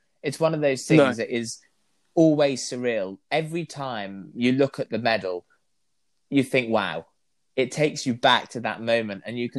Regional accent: London, United Kingdom; in London, in my hometown.

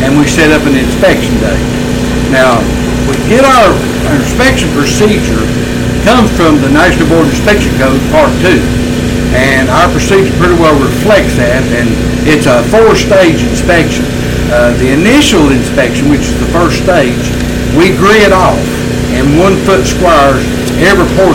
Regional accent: Maggie Valley, North Carolina, United States; moved away; I'm from Maggie Valley, which is in Haywood County originally

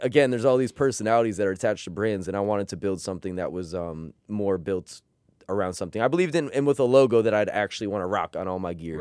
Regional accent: United States; We grew up in America.

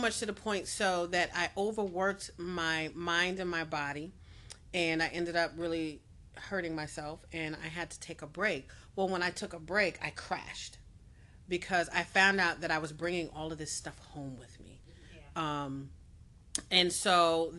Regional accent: Connecticut, United States; also born or lived in Pittsburgh; I'm from Connecticut

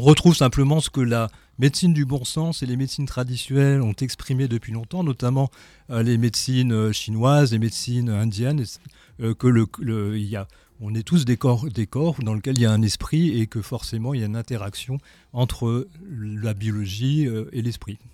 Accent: Strasbourg, Grand Est, France; moved away as an adult; also born or lived in Lyon; now in Dunkirk, France; Je suis euh, cancérologue à Dunkerque maintenant, dans le Nord, mais je suis strasbourgeois, strasbourgeois d'origine

